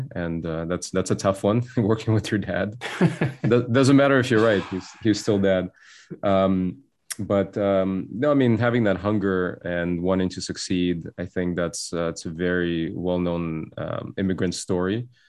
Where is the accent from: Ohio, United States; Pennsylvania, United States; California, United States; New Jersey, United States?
California, United States; Cupertino; also born or lived in Soviet Union; My family immigrated from the Soviet Union when I was a child. I grew up in Bay Area in Cupertino, went to Homestead High School